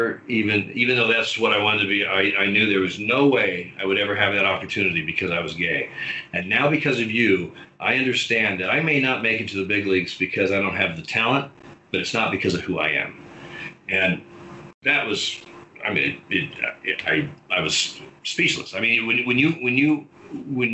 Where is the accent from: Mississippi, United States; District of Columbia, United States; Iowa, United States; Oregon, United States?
Oregon, United States; Eugene; I grew up in Eugene and was going to games when I was a little kid